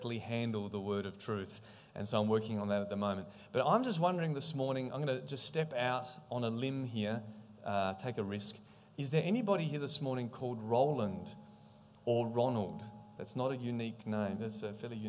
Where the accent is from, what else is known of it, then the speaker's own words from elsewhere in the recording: Australia; I'm from Australia